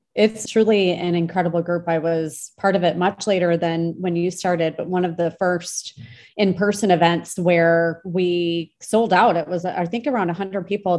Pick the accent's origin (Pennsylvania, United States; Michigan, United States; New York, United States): Michigan, United States; I grew up in Michigan